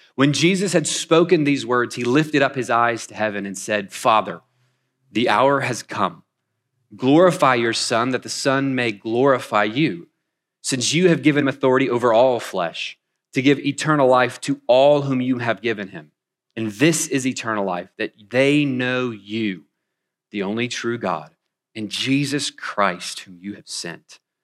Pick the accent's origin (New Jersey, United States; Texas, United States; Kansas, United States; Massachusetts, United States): Kansas, United States; Wichita; moved away as an adult; also born or lived in North Carolina; now in Wichita, United States; I'm originally from Wichita. We've been gone about ten years